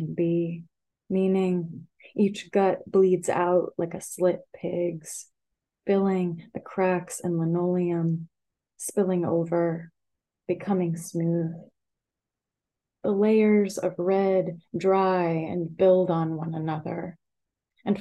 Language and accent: English; the South, United States; moved away; moving away from the South